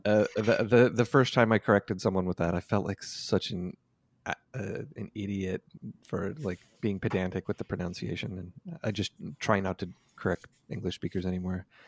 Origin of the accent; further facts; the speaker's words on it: Canada; also born or lived in San Francisco, United States; went back to Canada